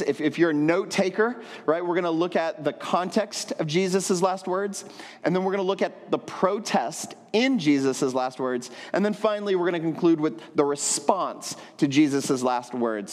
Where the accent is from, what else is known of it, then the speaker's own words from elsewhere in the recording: Texas, United States; moved away as an adult; now in San Juan, Puerto Rico; I grew up in Texas